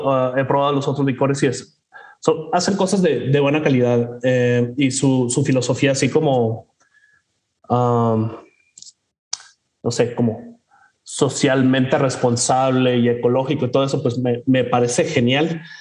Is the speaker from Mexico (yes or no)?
yes; Mexico; que nosotros como mexicanos reconoceremos